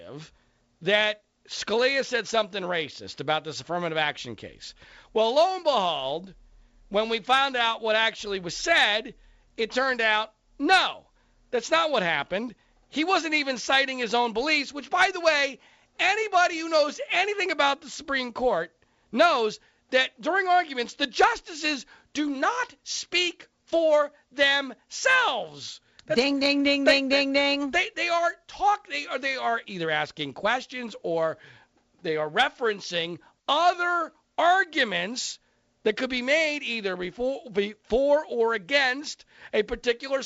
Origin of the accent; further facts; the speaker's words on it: Bucks County, Philadelphia, Pennsylvania, United States; moved away; my old hometown of Philadelphia. I grew up in Bucks County there